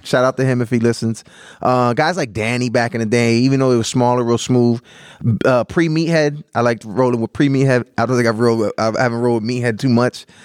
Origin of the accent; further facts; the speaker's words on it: Canton, United States; moved away; also born or lived in Philadelphia; I grew up in Canton